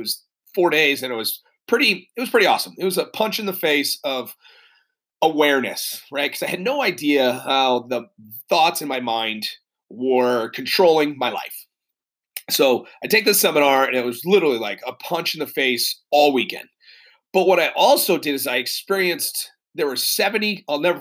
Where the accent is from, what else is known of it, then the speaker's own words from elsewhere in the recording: New Hampshire, United States; moved away; also born or lived in Massachusetts / Connecticut / California; I'm originally from New England, born in Massachusetts. I grew up in New Hampshire.